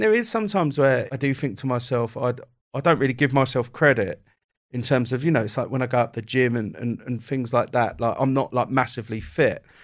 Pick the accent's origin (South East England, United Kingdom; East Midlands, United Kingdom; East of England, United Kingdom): South East England, United Kingdom; Kent; also born or lived in Croydon; I was born in Croydon. We moved, uh, from Croydon to Kent when I was quite young